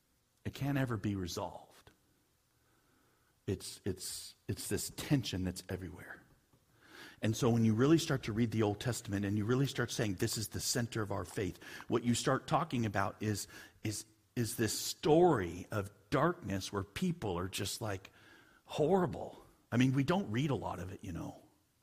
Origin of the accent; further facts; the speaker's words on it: California, United States; also born or lived in Hawaii; now in Washington, United States; So I always heard because I was from Southern California, Hawaii.